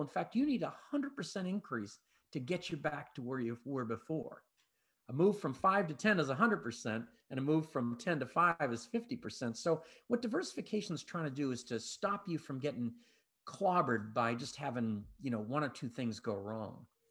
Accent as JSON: {"language": "English", "town": "Boston", "region": "Massachusetts", "country": "United States", "moved": "yes", "said": "I'm originally from Boston"}